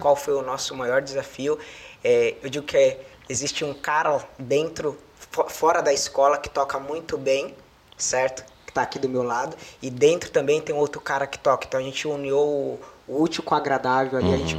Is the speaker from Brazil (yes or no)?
yes; Jequié, Bahia, Brazil; now in São Paulo, Brazil; vim lá de Jequié, da Bahia, da cidade pequena